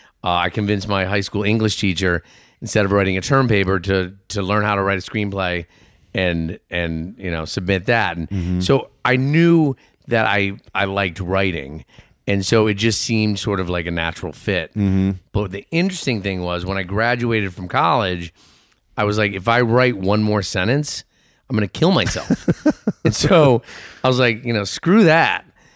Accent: Cleveland, Ohio, United States; born there; also born or lived in Maine; I was born in Cleveland.

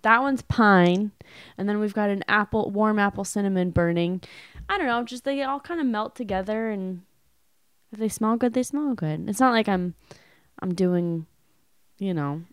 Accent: California, United States; moved away; I was from California

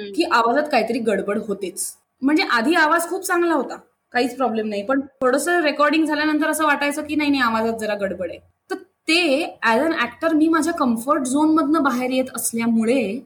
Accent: Mumbai, Maharashtra, India; मी जिथे राहते ना मुंबईत ती पण अशी खूप जुनी अत्यंत कल्चर्ड अशी सोसायटी आहे शास्त्री हॉल म्हणून बऱ्याचशा मुंबईत होणाऱ्या लोकांना माहिती पण आहे तर तिथे आमचं सगळं कल्चरच असं एक फॅमिली असल्यासारखंच आहे त्यामुळे कोणीही कोणाकडे जाणं दरवाजे कायम उघडे असणं खूप मज्जेत गेलं माझं बालपण

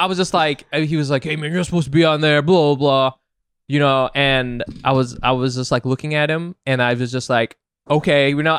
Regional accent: Orange County, California, United States; I'm from Orange

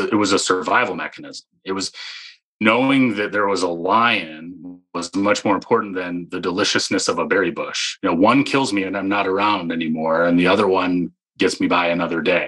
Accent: Michigan, United States; moved away; I grew up in Michigan

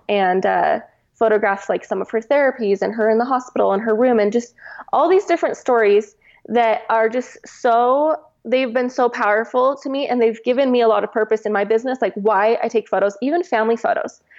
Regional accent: Washington, United States; moved away as an adult; now in Utah, United States; I'm from Washington

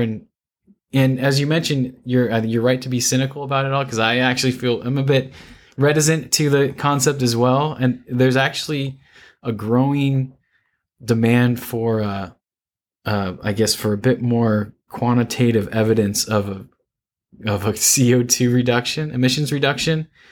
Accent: Santa Cruz, California, United States; moved away as an adult; also born or lived in San Luis Obispo, California; now in Houston, United States; I'm an environmental engineer from Northern California, a beach town called Santa Cruz

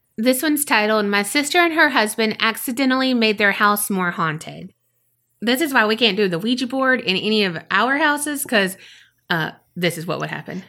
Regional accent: South Florida, United States; I grew up in South Florida, and we would take trips to the Keys pretty often.

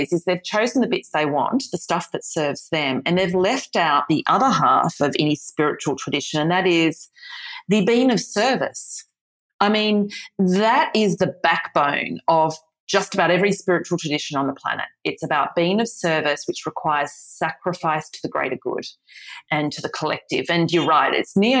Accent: Australia; the Australian Australian here

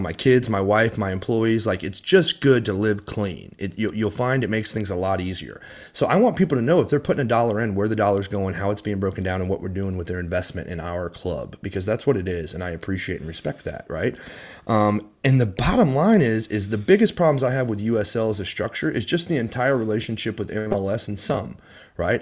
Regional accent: Highland Village, Texas, United States; I grew up in Highland Village, Texas, so just a stone's throw from Frisco

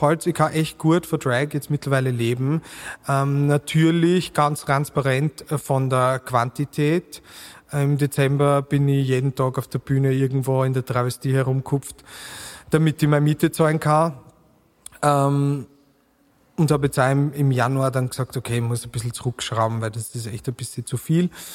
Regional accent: Burgenland, Austria; accent: Burgenland dialect; now in Vienna, Austria; mit meinem burgenländischen Dialekt

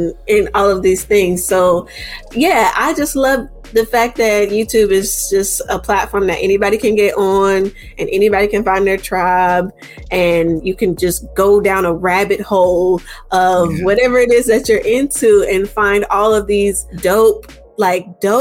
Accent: Charleston, West Virginia, United States; I grew up in Charleston, West Virginia

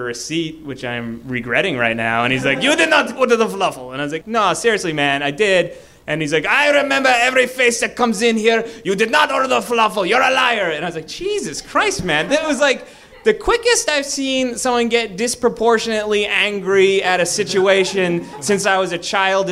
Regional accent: Boston, Massachusetts, United States; I'm from Boston.

